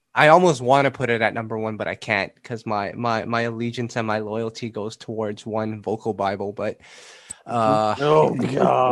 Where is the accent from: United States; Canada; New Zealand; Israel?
Canada; I'm Canadian